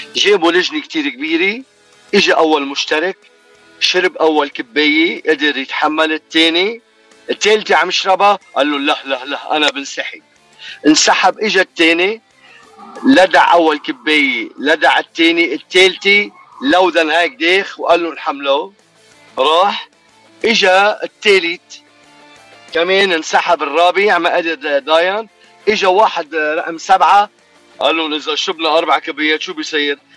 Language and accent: Arabic; Lebanon; now in Toronto, Canada; بلدنا لبنان